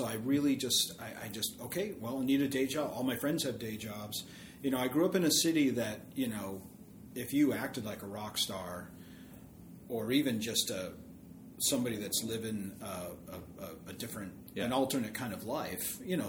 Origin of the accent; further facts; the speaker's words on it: Worcester, Massachusetts, United States; Basically Worcester.